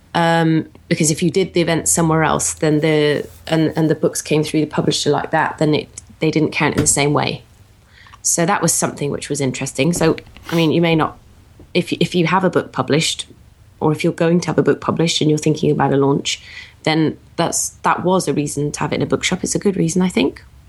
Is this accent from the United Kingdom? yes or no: yes; United Kingdom; I'm very British